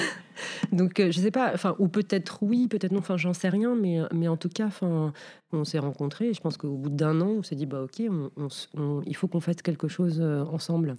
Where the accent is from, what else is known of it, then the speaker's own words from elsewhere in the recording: Casablanca, Casablanca-Settat, Morocco; moved away as an adult; now in France; je suis née à Casablanca. Donc, j'ai fait mes études, enfin, collège, lycée à Casa